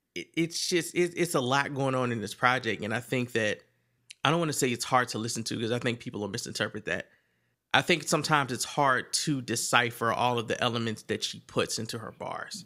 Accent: Virginia, United States; I'm from Virginia

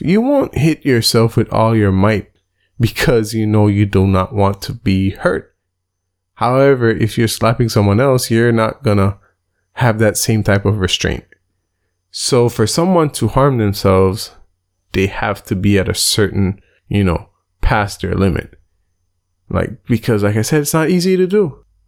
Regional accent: Belize; Belize, my home country, has a population of a little bit under four hundred thousand people

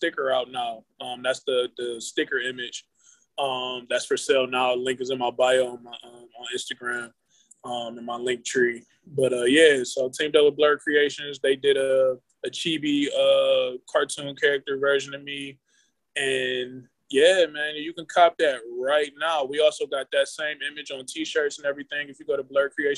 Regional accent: Cleveland, Ohio, United States; I'm from Cleveland, born and raised

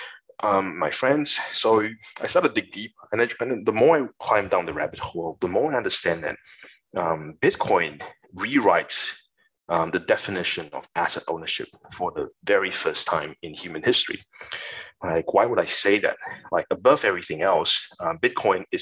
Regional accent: Malaysia; moved away as an adult; also born or lived in Singapore; now in Australia; So I was born and I grew up in Malaysia, and I went to Singapore to study and also worked there for a few years

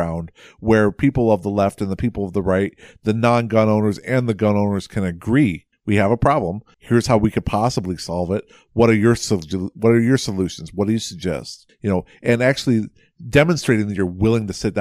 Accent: Iowa, United States; I'm from Iowa

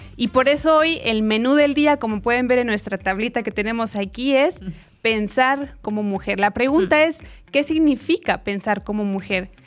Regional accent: Chile; moved away as an adult; also born or lived in Mexico; now in Guatemala; soy chilena

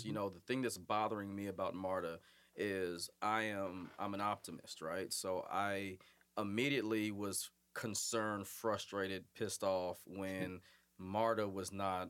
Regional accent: Massachusetts, United States; now in Forsyth County, Georgia, United States; Massachusetts, my home state

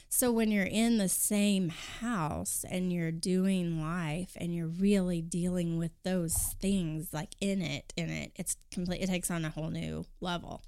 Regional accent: Kingfisher, Oklahoma, United States; I grew up in a small town northwest of Oklahoma City, Kingfisher

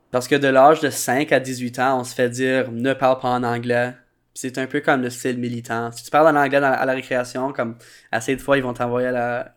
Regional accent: Manitoba, Canada; also born or lived in Winnipeg; Je suis franco-manitobain. Euh, j'habite à Winnipeg

